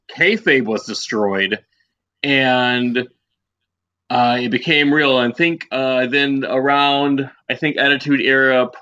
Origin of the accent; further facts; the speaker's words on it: Georgia, United States; I'm from the South. I mean, I'm from Georgia